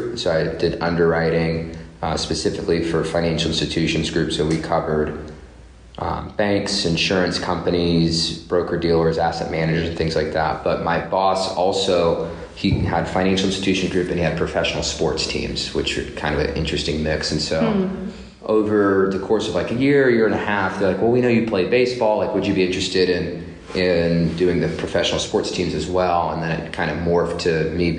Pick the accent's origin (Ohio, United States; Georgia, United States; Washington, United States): Washington, United States; Seattle; moved away as an adult; also born or lived in North Carolina; now in Pittsburgh, United States; I'm originally from Seattle, Washington, born and raised in Seattle